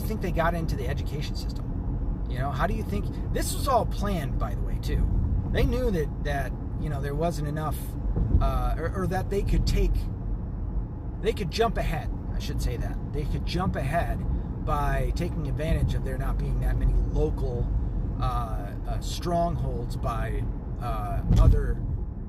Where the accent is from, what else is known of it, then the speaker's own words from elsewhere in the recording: the South, United States; now in near Detroit, United States; I'm a kid from the South